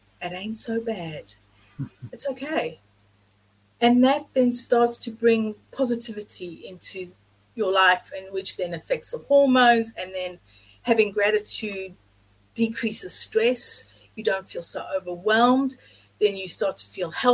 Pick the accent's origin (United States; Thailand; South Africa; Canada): South Africa; now in England; I grew up in South Africa